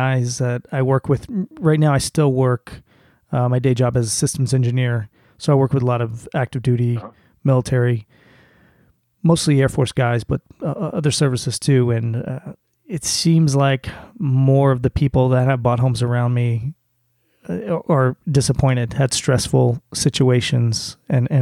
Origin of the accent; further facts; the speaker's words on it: South Florida, United States; now in northeastern US; I grew up in South Florida